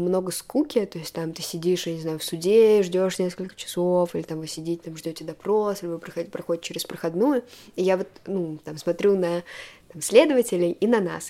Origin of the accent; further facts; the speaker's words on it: Moscow, Russia; я родилась в Москве, у меня были хорошие образовательные возможности